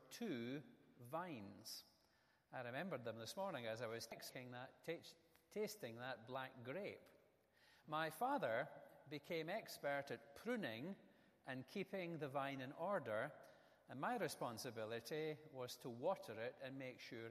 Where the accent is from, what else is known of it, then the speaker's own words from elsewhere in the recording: Scotland, United Kingdom; moved away as an adult; we moved to a new house in the town where I grew up in Scotland